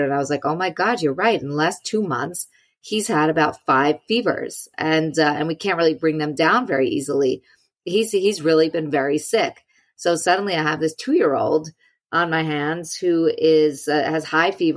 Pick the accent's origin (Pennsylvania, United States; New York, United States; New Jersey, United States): New York, United States; I'm a New Yorker.